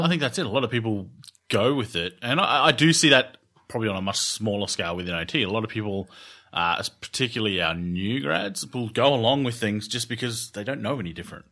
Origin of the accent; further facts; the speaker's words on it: Australia; I'm Australian